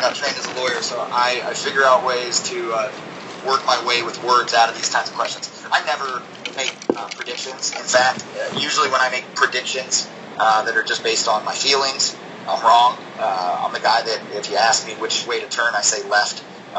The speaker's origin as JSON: {"language": "English", "region": "Oregon", "country": "United States", "moved": "yes", "said": "And Southern California becomes home to a lot of us that came from elsewhere. I came from Oregon."}